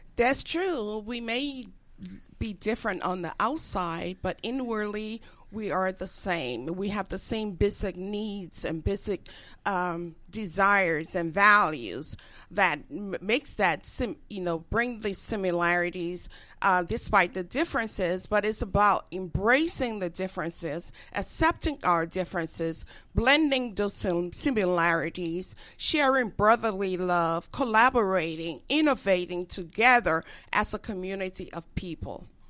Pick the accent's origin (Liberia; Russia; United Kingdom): Liberia; moved away as an adult; now in United States; growing up in Africa, West Africa, I fell in love with the culture, the music, the food